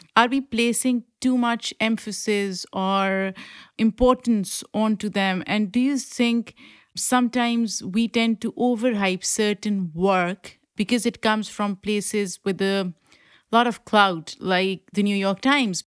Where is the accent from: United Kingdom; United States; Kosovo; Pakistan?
Pakistan; moved away; I grew up in Pakistan and ethnically I belong to the same group as Afghanis and I speak the language